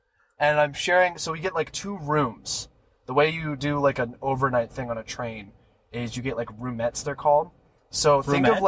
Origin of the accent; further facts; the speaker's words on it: West Virginia, United States; also born or lived in Wisconsin / Pennsylvania; now in California, United States; I was born in Wisconsin, lived in a bunch of places in Pennsylvania, and moved to West Virginia.